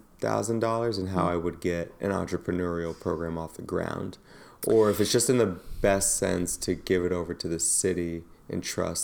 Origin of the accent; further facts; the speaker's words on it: New York City, New York, United States; as a New Yorker.